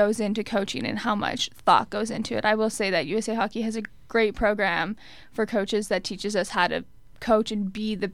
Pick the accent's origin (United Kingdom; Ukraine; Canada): Canada; Winnipeg, Manitoba; moved away as an adult; now in Connecticut, United States; I'm from Winnipeg area